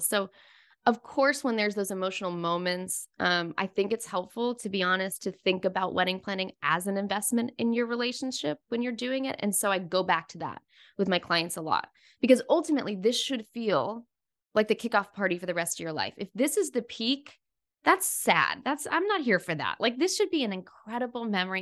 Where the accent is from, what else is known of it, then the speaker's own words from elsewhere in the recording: Florida, United States; I grew up in Florida